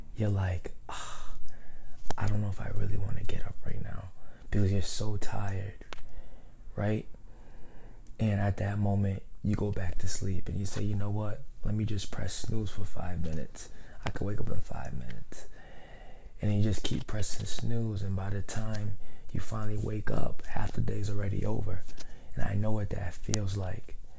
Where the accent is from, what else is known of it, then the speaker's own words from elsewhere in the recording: Providence, Rhode Island, United States; I am from Providence, Rhode Island